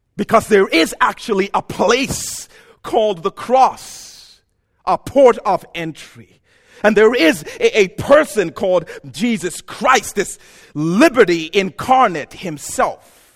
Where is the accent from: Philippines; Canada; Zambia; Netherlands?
Zambia; moved away as an adult; also born or lived in Ohio; now in United States; I'm from Zambia